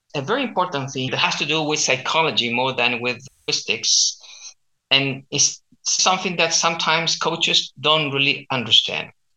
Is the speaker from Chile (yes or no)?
yes; Chile; accent: Chilean; first language Spanish; English is a second language; I teach standard Spanish with my local Chilean accent, and uh, I also teach Chilean culture if you're interested in learning about my country